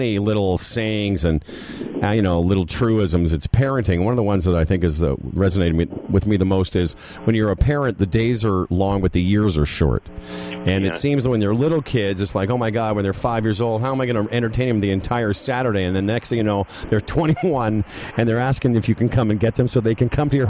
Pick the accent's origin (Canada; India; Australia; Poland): Canada; Moose Jaw, Saskatchewan; moved away; also born or lived in United States; I grew up in Moose Jaw, Saskatchewan.